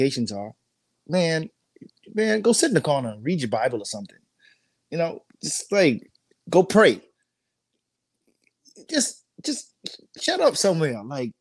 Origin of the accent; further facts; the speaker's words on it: Bahamas; now in United States; I'm not an American citizen, so I came from the Bahamas